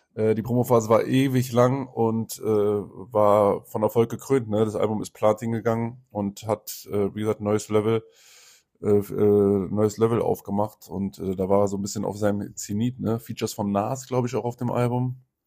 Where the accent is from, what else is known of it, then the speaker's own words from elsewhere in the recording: Berlin, Germany; als Berliner